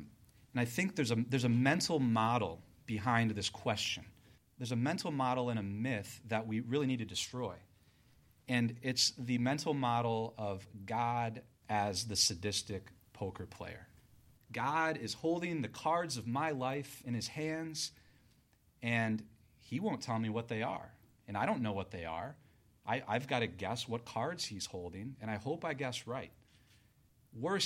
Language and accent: English; Michigan, United States; moved away as an adult; also born or lived in California / Las Vegas, Nevada; I'm a kid from Michigan